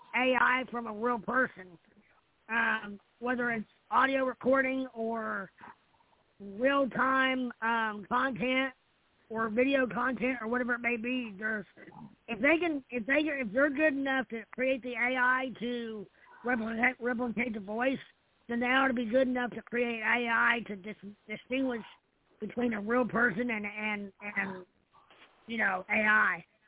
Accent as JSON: {"language": "English", "region": "Indiana", "country": "United States", "tie": "born or raised there", "said": "I'm back in my hometown. It's where I live now"}